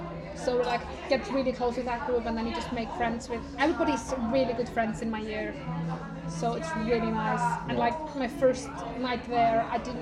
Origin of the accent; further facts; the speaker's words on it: Iceland; English is a second language; moved away as an adult; I'm from Iceland and I don't know anyone.